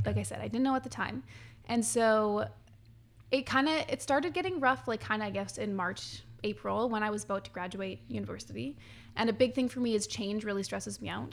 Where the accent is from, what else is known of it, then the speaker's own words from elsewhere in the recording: Quesnel, British Columbia, Canada; moved away; I'm from Quinnell